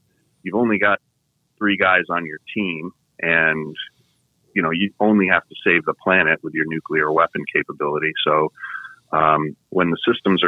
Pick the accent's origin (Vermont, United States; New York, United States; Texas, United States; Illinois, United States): Vermont, United States; moved away; I'm from New England, from Vermont.